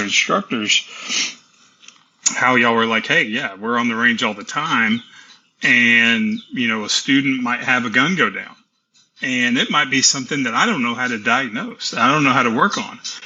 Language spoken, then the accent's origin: English; Tennessee, United States; also born or lived in Texas; I was born in Texas and raised in Tennessee